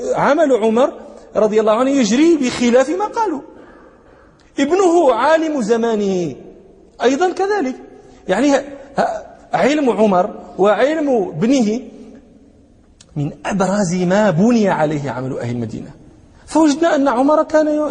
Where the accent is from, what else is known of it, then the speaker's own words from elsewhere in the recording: Morocco; عندنا في المغرب